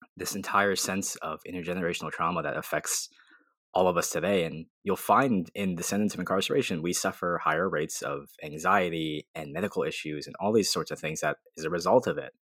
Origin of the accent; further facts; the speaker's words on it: Arizona, United States; I grew up in Arizona.